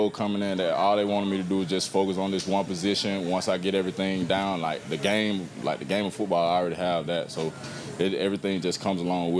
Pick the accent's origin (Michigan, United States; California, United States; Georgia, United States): Georgia, United States; moved away as an adult; now in Jacksonville, United States; I'm from the state of Georgia.